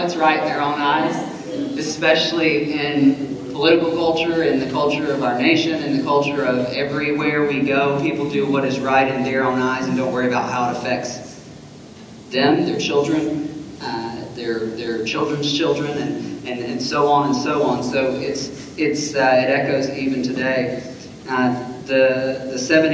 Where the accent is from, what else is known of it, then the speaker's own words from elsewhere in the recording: Alabama, United States; accent: Alabama; my Alabama accent